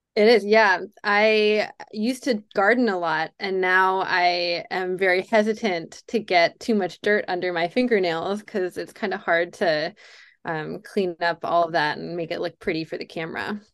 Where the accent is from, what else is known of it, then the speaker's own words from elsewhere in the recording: Durham, North Carolina, United States; I was a video store clerk in my hometown of Durham, North Carolina